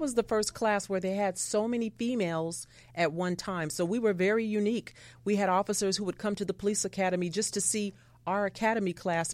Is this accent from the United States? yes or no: yes; Los Angeles, California, United States; I grew up in South Central Los Angeles